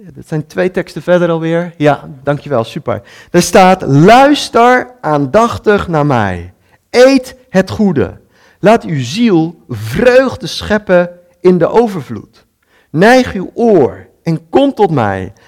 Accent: Netherlands; als Nederlanders

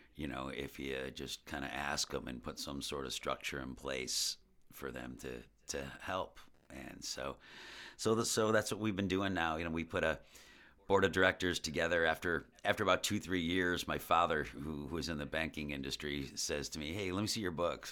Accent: West Seneca, New York, United States; also born or lived in South Buffalo / Buffalo / Los Angeles; I grew up in West Seneca

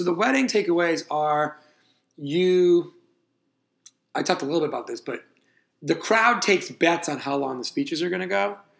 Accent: United States; as an American abroad

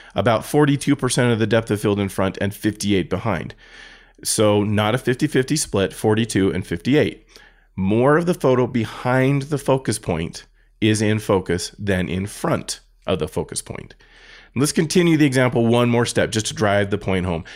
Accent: United States; I'm an American

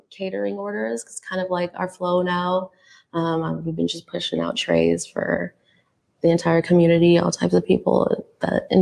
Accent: Philippines; I call this a Kamayan soul box because I'm Filipino.

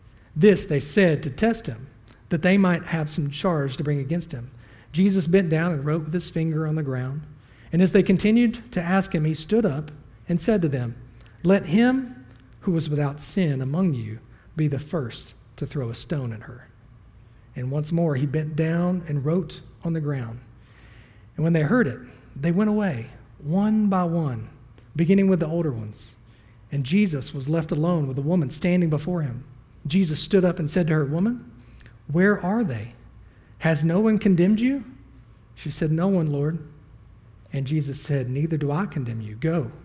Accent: the Bible Belt, United States; I was raised in the Bible Belt. I can throw a rock and hit three churches at the same time.

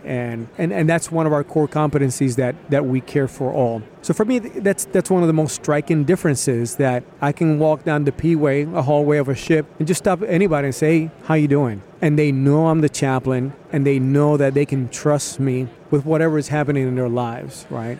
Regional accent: Puerto Rico; I was born in Puerto Rico

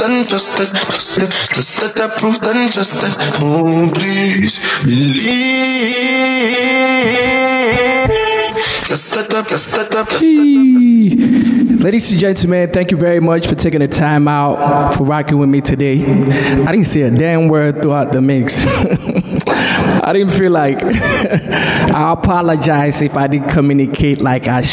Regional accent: Nigeria; moved away; growing up in Nigeria

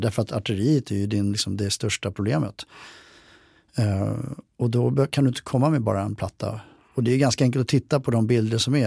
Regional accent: Sweden; jag som svensk soldat

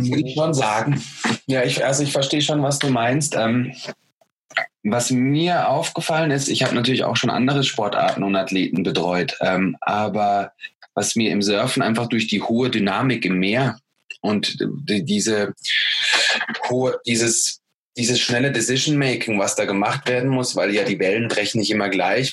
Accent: Germany; Ich als Deutscher

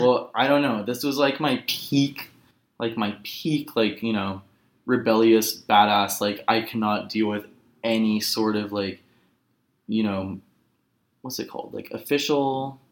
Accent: Los Angeles, California, United States; also born or lived in Berlin; a rough come down back to my hometown.

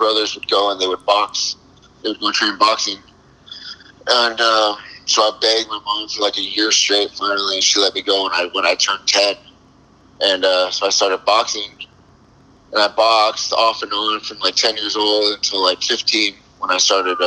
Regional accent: Southern California, United States; I grew up in California, Southern California, you know, in the 80s

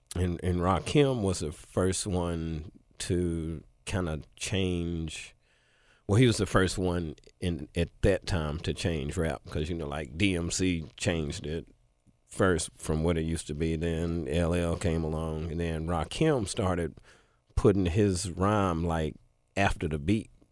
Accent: Memphis, Tennessee, United States; spent the rest of my childhood in East Memphis

